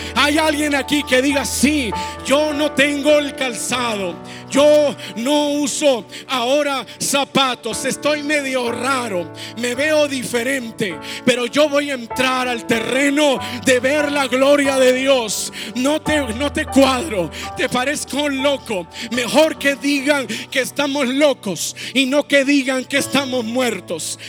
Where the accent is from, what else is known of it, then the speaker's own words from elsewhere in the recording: Mexico; nosotros como mexicanos